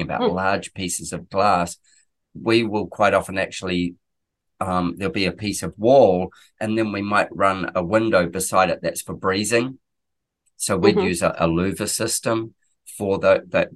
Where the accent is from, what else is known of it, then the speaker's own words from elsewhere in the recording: New Zealand; now in Queensland, Australia; I'm a Kiwi, so I'm from New Zealand.